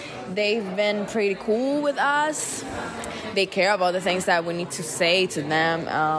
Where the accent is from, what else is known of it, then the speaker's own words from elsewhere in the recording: Dominican Republic; I'm from the Dominican Republic.